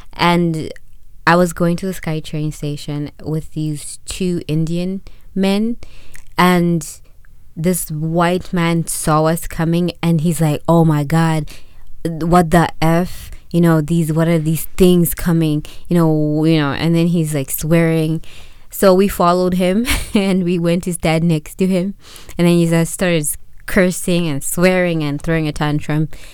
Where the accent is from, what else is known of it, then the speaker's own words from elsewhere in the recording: Zimbabwe; now in Canada; When I was growing up in Zimbabwe